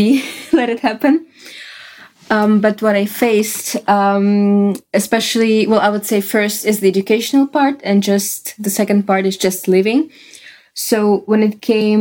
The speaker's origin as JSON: {"language": "English", "country": "Russia", "second_language": "English", "moved": "as an adult", "lives_now": "Netherlands", "said": "I came from Russia and my bachelor was in Russian"}